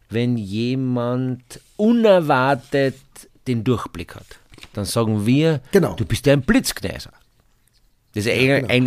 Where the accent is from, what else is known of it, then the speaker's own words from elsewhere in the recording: Carinthia, Austria; weißt ich bin ja Kärntner Ich bin ja ein Kärntner.